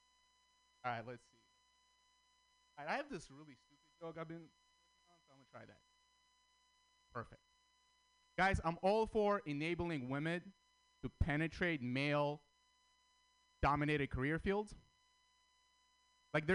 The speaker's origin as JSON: {"language": "English", "town": "San Francisco", "region": "California", "country": "United States", "tie": "born or raised there", "also_born_or_lived": "Armenia / Russia", "second_language": "English", "said": "I grew up in San Francisco"}